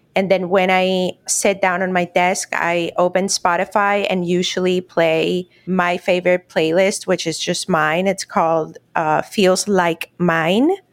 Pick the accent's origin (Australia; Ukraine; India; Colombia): Colombia; Cartagena, Bolívar; also born or lived in Miami; now in Orlando, United States; right now I'm actually in Cartagena, which is my hometown in Colombia.